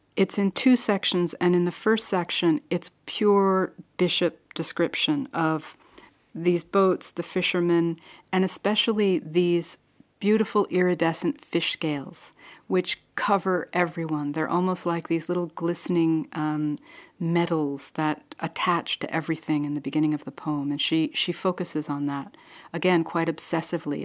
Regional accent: New Jersey, United States; I'm from New Jersey. That's where I was born

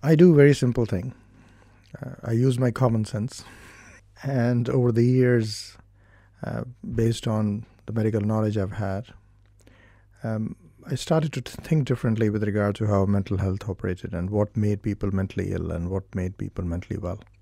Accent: India; now in Ireland; originally, I'm from India, and I came to Ireland in nineteen ninety-one

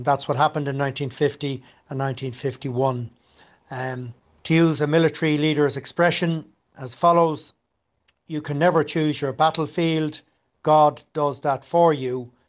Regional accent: Dublin, Leinster, Ireland; also born or lived in Ballaghaderreen, County Mayo; I was born in Ballyhaderin, and in 1961, in 1966, my father was appointed Minister for Health and he moved the family to Dublin. I went to primary and secondary school in Dublin.

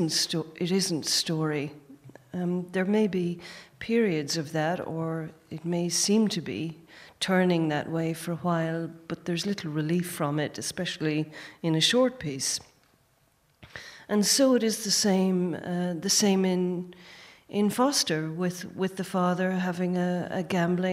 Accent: Gorey, Leinster, Ireland; also born or lived in New Orleans / Tullow; I was born in Gorey Hospital

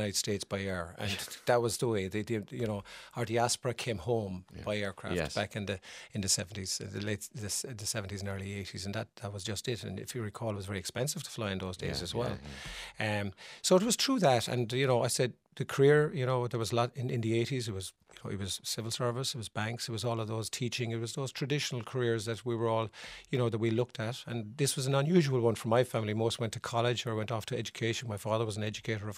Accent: Mitchelstown, Munster, Ireland; also born or lived in Ennis; I was born in Mitchelstown, North Cork.

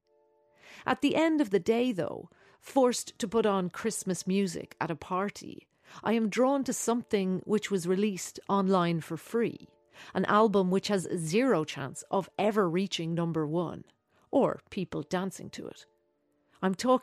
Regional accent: Dublin, Leinster, Ireland; Growing up in Dublin in the 1980s, you had your carols which you sang at school

